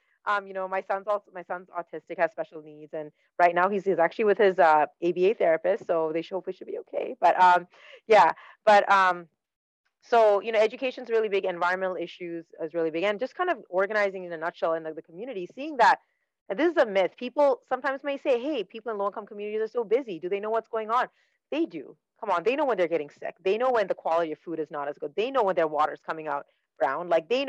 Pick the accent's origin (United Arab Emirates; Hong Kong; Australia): United Arab Emirates; Dubai; born there; moved away; also born or lived in Saskatchewan, Canada; I'm Sri Lankan by heritage. I was born in Dubai. Wow. You know, never really lived in Sri Lanka, but born in Dubai and then immigrated to Canada with my family. I immigrated to a province called Saskatchewan